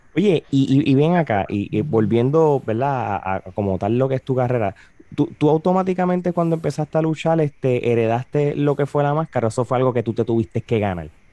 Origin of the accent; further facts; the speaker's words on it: Puerto Rico; yo me crié en Puerto Rico